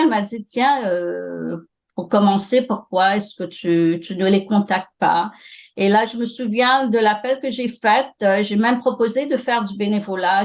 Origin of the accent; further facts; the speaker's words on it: Mauritius; moved away as an adult; also born or lived in Ontario, Canada; now in Toronto, Canada; J'ai fait mes études secondaires à l'île Maurice. J'ai grandi là